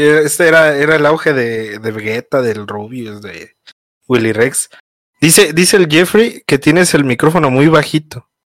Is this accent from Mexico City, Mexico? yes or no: yes; Mexico City, Mexico; also born or lived in Pachuca, Hidalgo; Soy de, de aquí de la Ciudad de México, pero nací en Pachuca. Nací en Pachuca, en Hidalgo, Pachuca. Pero ahí, ahí yo no viví luego, luego, ahí, luego, luego que nací, luego, luego me vine a la Ciudad de México. Y, aquí he vivido toda mi